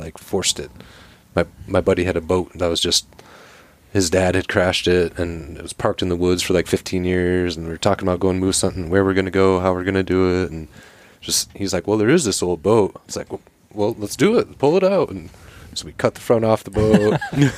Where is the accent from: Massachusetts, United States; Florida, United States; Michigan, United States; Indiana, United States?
Michigan, United States; moved away; also born or lived in Seattle; I grew up hunting white-tailed deer in the Midwest there in Michigan, but lived a number of years in Seattle